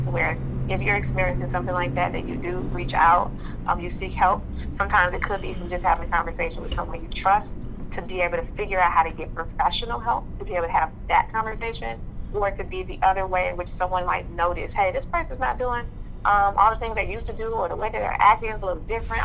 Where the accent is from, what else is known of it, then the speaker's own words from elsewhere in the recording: Chicago, Illinois, United States; being born and raised in Chicago